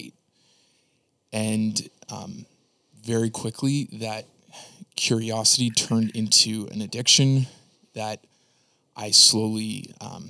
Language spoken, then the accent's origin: English; Niagara, Ontario, Canada; I grew up in Niagara, Canada